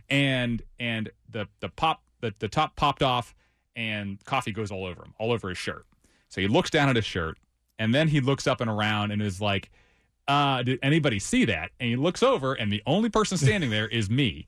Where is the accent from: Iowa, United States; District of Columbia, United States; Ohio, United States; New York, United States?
Ohio, United States; also born or lived in West Virginia / Charlotte, North Carolina / Greensboro, North Carolina; now in North Carolina, United States; I'm originally from Ohio, lived in West Virginia for a little while, and, and made my way down here